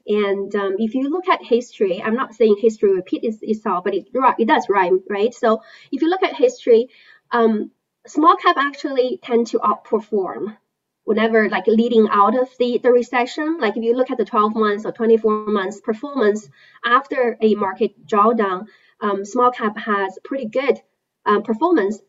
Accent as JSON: {"language": "English", "country": "China", "tie": "born or raised there", "moved": "yes", "said": "I was born and raised in China."}